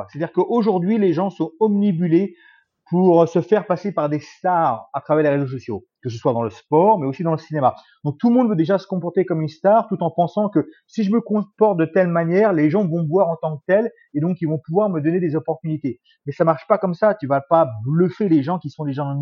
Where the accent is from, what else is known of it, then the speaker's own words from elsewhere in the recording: Bourges, Centre-Val de Loire, France; also born or lived in Évry; Je suis né en France, à Évry. pour ceux qui ne savent pas, c'est en région parisienne. J'ai habité ensuite un peu partout en France, dans plusieurs patelins. Et puis j'ai atterri à Bourges pendant quelques temps, où j'ai vécu jusqu'à à peu près 20 ans.